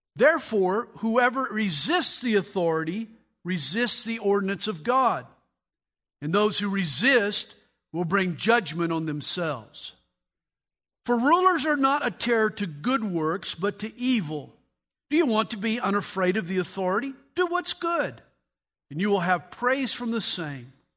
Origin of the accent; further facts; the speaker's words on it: United States; I am a Christian and I am an American.